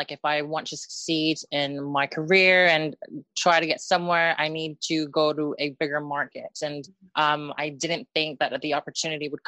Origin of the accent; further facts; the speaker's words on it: Philippines; because I'm Filipino, I guess I have to play that card.